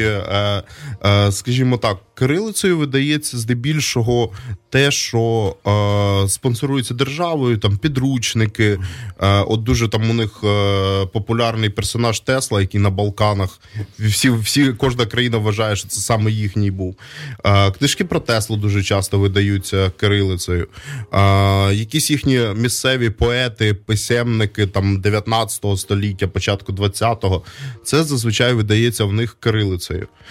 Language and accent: Ukrainian; Donbas, Ukraine; now in Kyiv, Ukraine; Я із Донбаса, я ще з більшої української діаспори в е, ем, Донецьку